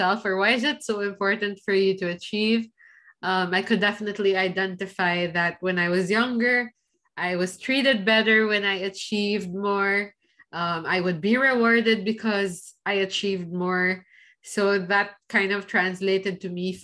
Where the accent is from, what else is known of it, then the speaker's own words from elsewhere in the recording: Philippines; now in Switzerland; the society I was raised in, like, with growing up in the Philippines